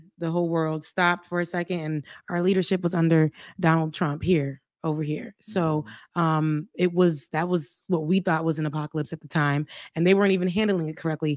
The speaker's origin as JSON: {"language": "English", "country": "United States", "said": "as an American, a Haitian American"}